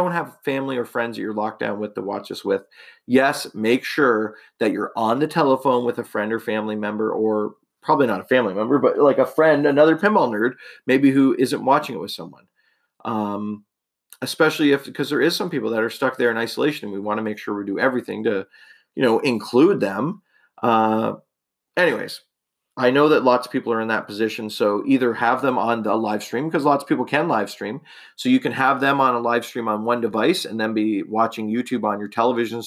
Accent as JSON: {"language": "English", "country": "Canada", "said": "I'm a Canadian"}